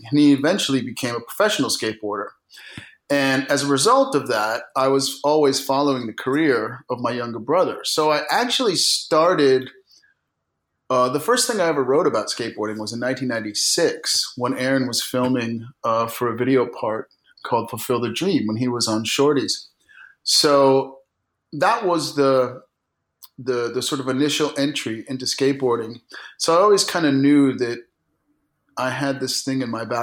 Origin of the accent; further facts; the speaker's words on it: New York, United States; also born or lived in Germany; So I was born in Germany in 1968 on an army base, and then we lived in upstate New York.